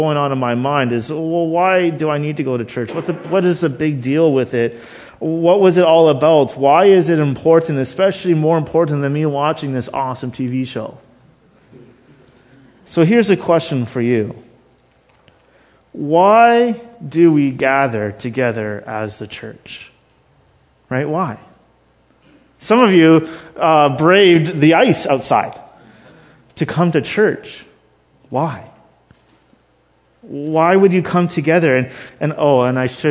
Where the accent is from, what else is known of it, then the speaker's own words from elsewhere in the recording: Thunder Bay, Ontario, Canada; I was born in Thunder Bay